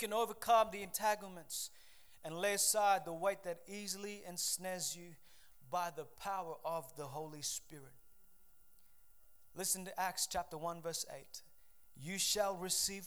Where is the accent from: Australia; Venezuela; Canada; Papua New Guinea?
Papua New Guinea; moved away; I grew up in Papua New Guinea